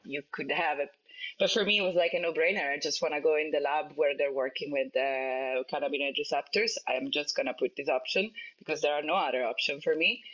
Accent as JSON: {"language": "English", "country": "Italy", "moved": "yes", "said": "I come from Italy"}